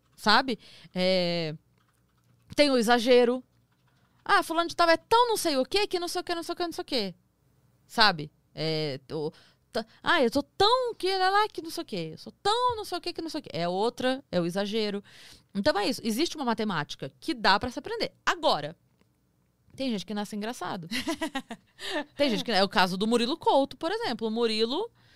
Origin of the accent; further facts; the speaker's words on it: Sorocaba, São Paulo, Brazil; eu sou de Sorocaba